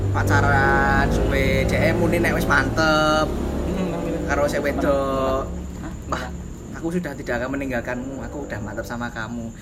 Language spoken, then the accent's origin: Indonesian; Java, Indonesia; kita dari Jawa Tulen kita harus menjunjung bahasa Jawa tinggi-tinggi